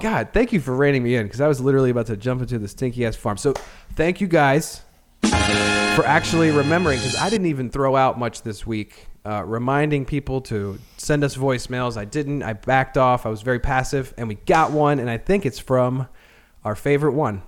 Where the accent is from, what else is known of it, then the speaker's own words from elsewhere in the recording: Annapolis, Maryland, United States; I grew up in Annapolis